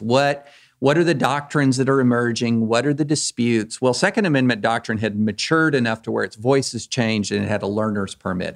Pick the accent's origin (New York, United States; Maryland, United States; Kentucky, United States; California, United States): Kentucky, United States; I grew up in Kentucky